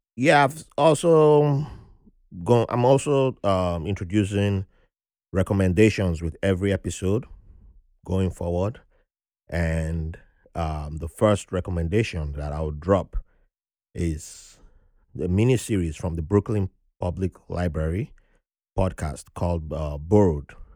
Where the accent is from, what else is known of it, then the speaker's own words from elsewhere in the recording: Nigeria; now in New York, United States; how privileged I was growing up in Nigeria